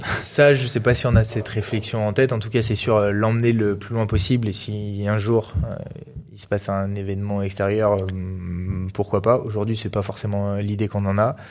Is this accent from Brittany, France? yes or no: no; Grenoble, Auvergne-Rhône-Alpes, France; on est grenoblois